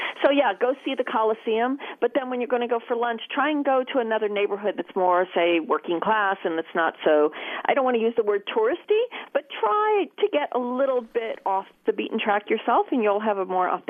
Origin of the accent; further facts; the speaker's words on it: United States; moved away as an adult; now in Rome, Italy; I am American, although I do have an Italian passport as well.